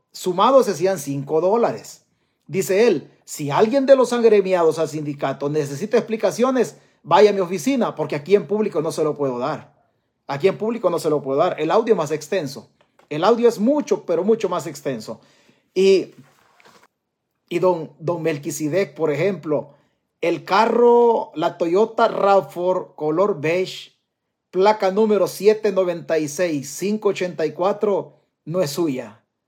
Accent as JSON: {"language": "Spanish", "country": "El Salvador", "moved": "yes", "lives_now": "United States", "said": "Mi tierra se llama El Salvador. Yo estoy prestado en Estados Unidos"}